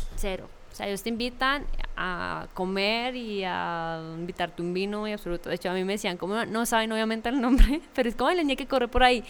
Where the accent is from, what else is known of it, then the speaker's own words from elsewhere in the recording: Fosca, Cundinamarca, Colombia; una oportunidad para en verdad hacer una carrera en mi pueblo